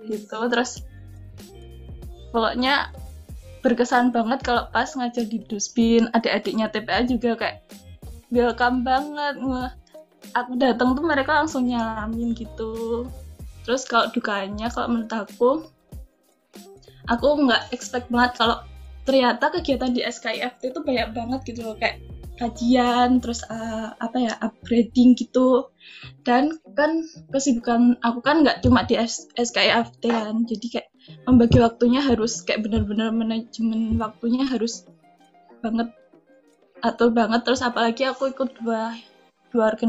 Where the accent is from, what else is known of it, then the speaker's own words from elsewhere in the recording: Yogyakarta, Special Region of Yogyakarta, Indonesia; Kan aku kan rumahnya Jogja kan.